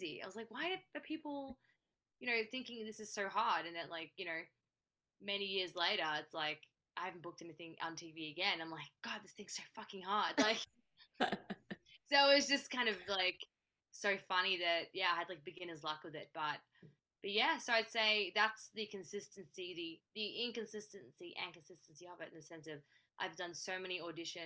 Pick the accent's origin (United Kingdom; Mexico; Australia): Australia; now in Los Angeles, United States; I'm based in LA. I'm from Australia.